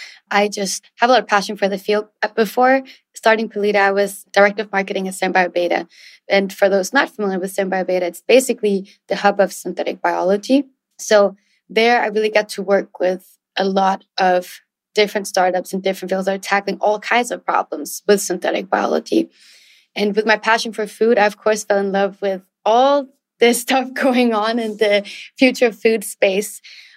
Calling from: Raleigh, North Carolina, United States; It's very hot and humid here in Raleigh, North Carolina, where I'm calling in from.

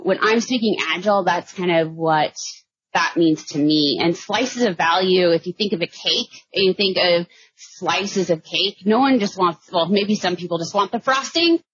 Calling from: Austin, Texas, United States; I'm calling in from Austin, Texas.

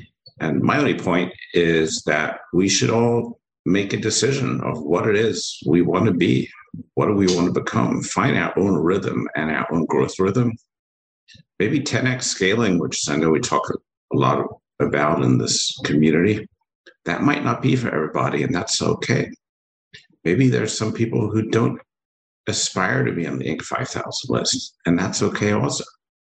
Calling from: Ambler, Pennsylvania, United States; I'm calling up right up the street from you, up in Amber, Pennsylvania, not too far from you

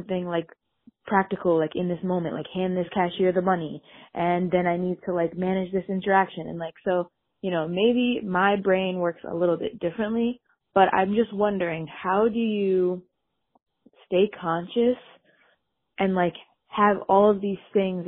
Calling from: Connecticut, United States; I'm calling in from Connecticut

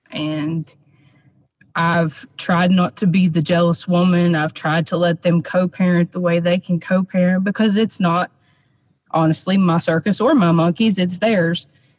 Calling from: West Virginia, United States; West Virginia.

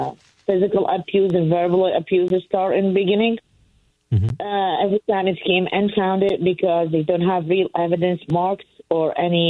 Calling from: Pennsylvania, United States; I'm from Pennsylvania.

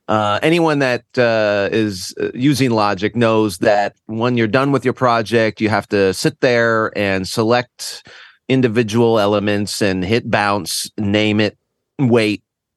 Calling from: Connecticut, United States; Oh, boy. Well, I'm just north of New York City and in a lovely little state called Connecticut.

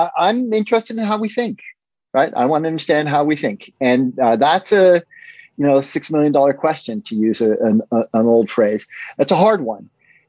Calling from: Guilford, Connecticut, United States; I'm calling from Guilford, Connecticut, which is a little suburb of New Haven, Connecticut, where Yale is located.

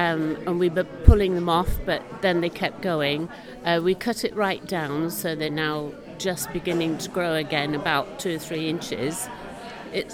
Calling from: Snape, East of England, United Kingdom; from Snape. I have a cardamom plant, which flourished when we first got it.

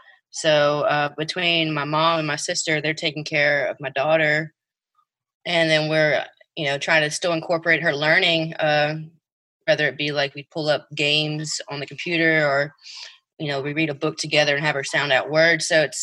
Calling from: Lake Charles, Louisiana, United States; I'm reporting from Lake Charles, Louisiana.

